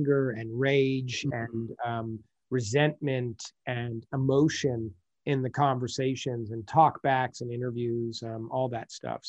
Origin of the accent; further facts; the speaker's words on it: United States; as an American director